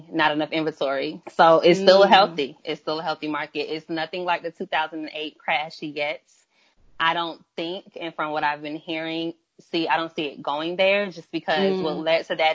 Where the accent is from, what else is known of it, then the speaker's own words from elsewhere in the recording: Miami, Florida, United States; now in Atlanta, United States; I am originally from Miami, Florida, but I am based in Atlanta, Georgia at the time.